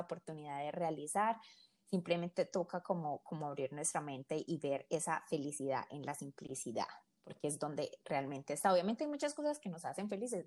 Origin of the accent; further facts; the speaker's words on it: Colombia; siendo colombiana